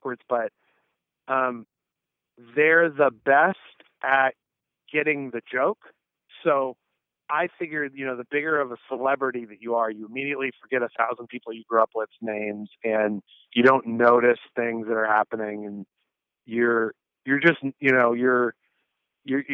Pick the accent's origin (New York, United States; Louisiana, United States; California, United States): California, United States; Northern; also born or lived in Syracuse; I grew up in Northern California